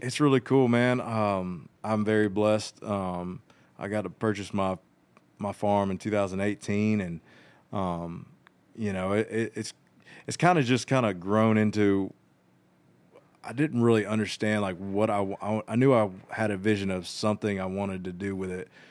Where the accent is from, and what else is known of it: Georgia, United States; born or raised there; moved away as an adult; also born or lived in Nashville